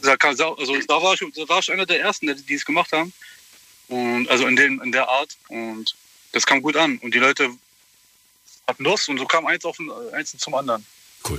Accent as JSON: {"language": "German", "region": "Berlin", "country": "Germany", "tie": "born or raised there", "also_born_or_lived": "Hamburg", "moved": "as an adult", "said": "ich bin jetzt in Berlin geboren und ich kenne eigentlich nur Großstadt. Jetzt bin ich in ein, in ein kleines Dorf gezogen"}